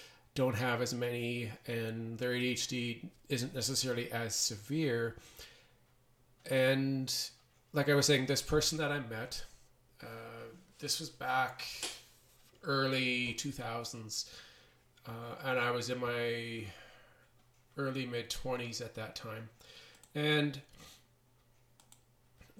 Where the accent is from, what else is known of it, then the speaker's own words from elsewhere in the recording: Canada; also born or lived in Edmonton, Alberta; I am a Canadian. I live in Edmonton, Alberta, Canada.